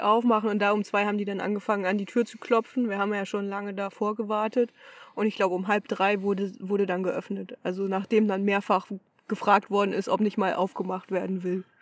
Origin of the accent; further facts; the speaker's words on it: Germany; wir als, als, als Deutsche